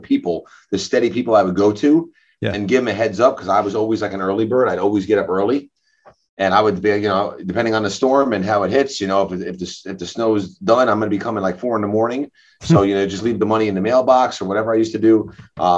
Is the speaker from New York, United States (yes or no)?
yes; New Hyde Park, New York, United States; also born or lived in Great Neck, New York; I'm originally from Long Island, but I grew up in New High Park